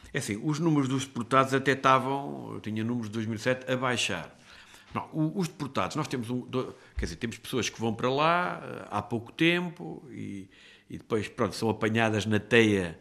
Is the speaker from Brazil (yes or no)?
no; Castelo Branco, Centro, Portugal; eu sou de Castelo Branco